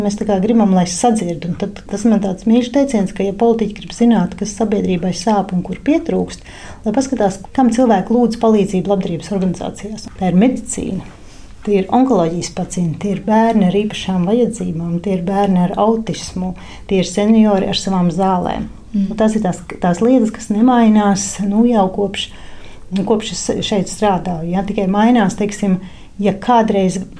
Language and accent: Latvian; Latvia